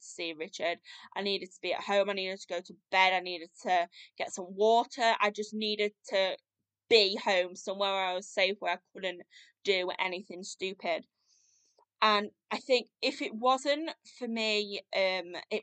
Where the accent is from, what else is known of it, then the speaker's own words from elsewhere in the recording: United Kingdom; now in Sheffield, United Kingdom; moved back up to near my hometown, so now live in Sheffield